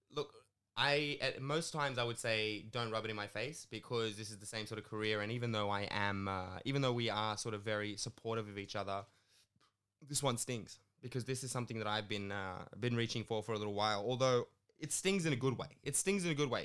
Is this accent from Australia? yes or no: yes; Sydney, New South Wales, Australia; I grew up in Sydney